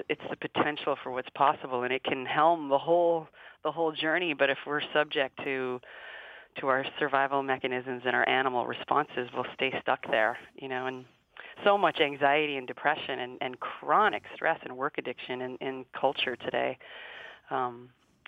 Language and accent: English; Canada; from a Canadian culture